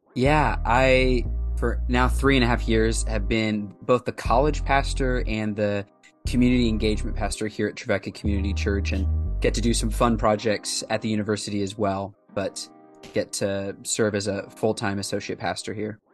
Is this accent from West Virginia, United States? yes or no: no; Indianapolis, Indiana, United States; moved away as an adult; also born or lived in Southwest Ohio / West Africa; now in Nashville, United States; we moved there from Southwest Ohio when I was four, and all of my formative years becoming a follower of Christ, called a ministry, and my early years of being involved in pastoral ministry were there in downtown Indianapolis